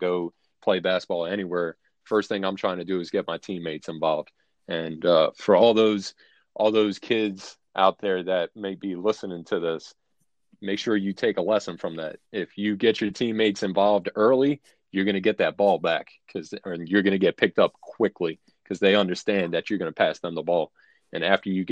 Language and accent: English; Philadelphia, Pennsylvania, United States; moved away; also born or lived in Virginia; I grew up in North Philadelphia in a neighborhood called Port Richmond